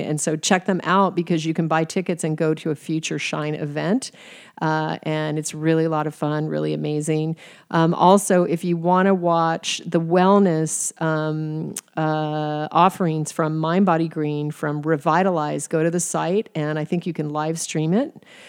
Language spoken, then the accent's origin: English; Alaska, United States; moved away as an adult; also born or lived in Arizona / Paris, France; I was from Alaska